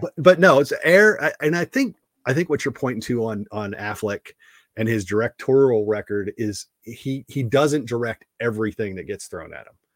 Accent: East Coast, United States; I'm an East Coaster

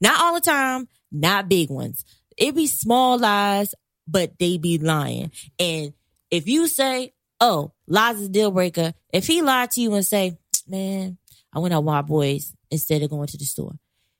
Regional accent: Newark, New Jersey, United States; I'm from Newark.

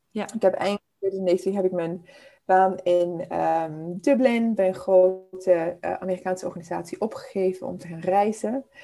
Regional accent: Zimbabwe; born there; Ik ben geboren in Zimbabwe. Uh, dit is mijn achtste land waar ik nu woon, dus ik heb echt de hele wereld al een beetje afgereisd.

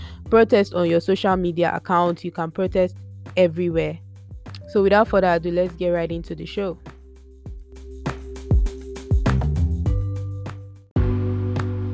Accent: Nigeria; moved away; As a Nigerian, I cannot even say how scared I am for my family, for my friends, for people I know who are at home

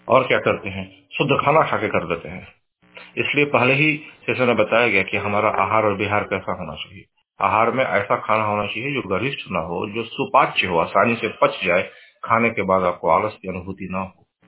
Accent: India; moved away as an adult; now in United States; हम और आप जैसे अमेरिका में रह रहे हैं यहाँ की सामाजिक व्यवस्था बिल्कुल अलग है हम पले बढ़े हैं भारत में

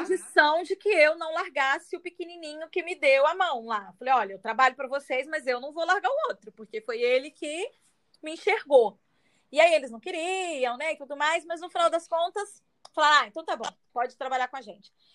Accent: Minas Gerais, Brazil; moved away as an adult; now in Espírito Santo, Brazil; saí de Minas, estou no Espírito Santo

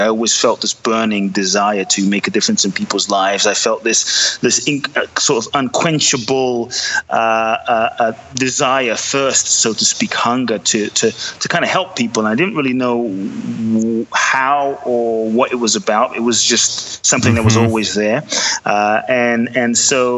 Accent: London, United Kingdom; also born or lived in Ghana; now in United States; I was born in Ghana, West Africa. My father's from Ghana. My mother is Japanese, but I grew up in London

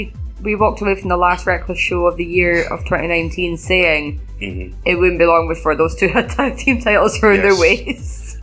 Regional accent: Edinburgh, Scotland, United Kingdom; I'm from Edinburgh, of course.

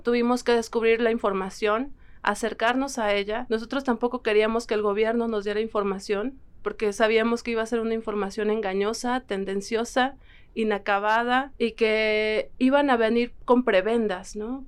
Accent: San Francisco Magú, State of Mexico, Mexico; del pueblo indígena Otomí de San Francisco Magú.

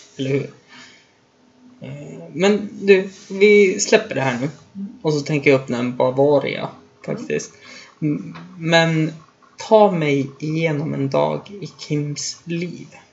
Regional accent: Östersund, Jämtland, Sweden; Hemma i Östersund

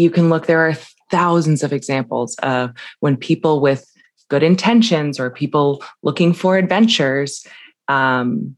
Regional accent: the West, United States; I grew up in the West

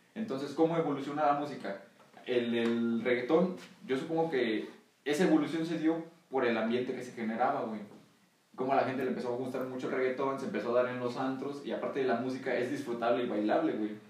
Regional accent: Mexico; aquí en México

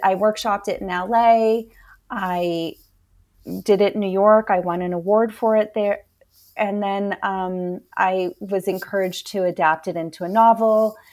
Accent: Canada; I was born in Canada

